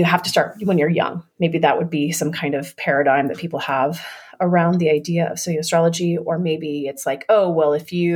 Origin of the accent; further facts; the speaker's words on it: Florida, United States; I grew up in Florida